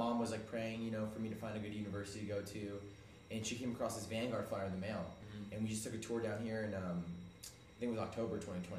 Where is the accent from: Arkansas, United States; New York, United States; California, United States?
California, United States; Bakersfield; I grew up in Bakersfield. So it's Central California.